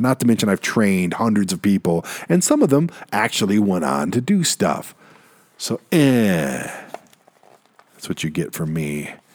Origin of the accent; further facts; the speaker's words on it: Detroit, Michigan, United States; we're both from Detroit